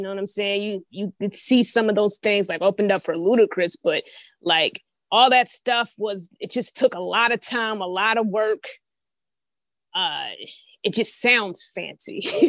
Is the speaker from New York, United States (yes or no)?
no; Indiana, United States; now in Atlanta, United States; I'm originally from Indiana.